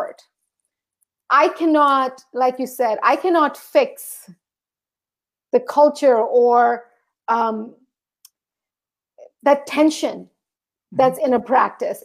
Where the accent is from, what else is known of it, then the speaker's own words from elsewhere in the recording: St. Thomas, U.S. Virgin Islands; moved away; I grew up in St. Thomas, which is a part of the U.S. Virgin Islands